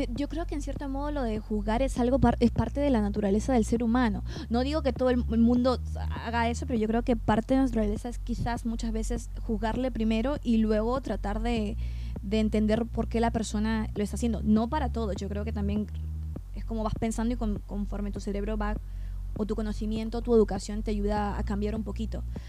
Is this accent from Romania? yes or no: no; Peru; moved away as an adult; also born or lived in Madrid, Spain; now in California, United States; nací en Perú, y estuve allí casi toda mi infancia, aparte de mi adolescencia también